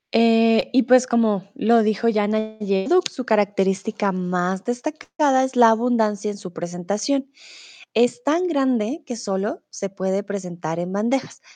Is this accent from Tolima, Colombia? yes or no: no; Bogotá, Colombia; also born or lived in Mexico; now in Germany; Yo no soy de Medellín, ¿vale? Yo soy de Bogotá.